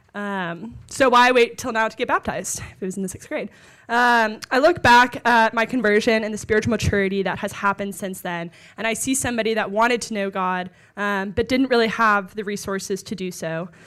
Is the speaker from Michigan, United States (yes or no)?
no; Dallas, Texas, United States; moved away as an adult; now in Washington, D.C., United States; I'm from Dallas, but went to college at Texas A and M